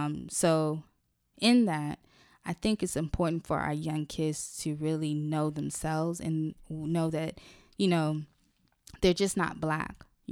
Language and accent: English; Haiti; I'm from Haiti, Cameroon as well.